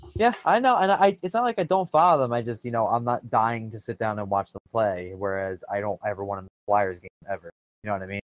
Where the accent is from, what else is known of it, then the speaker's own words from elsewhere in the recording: Philadelphia, Pennsylvania, United States; I'm from the Philadelphia area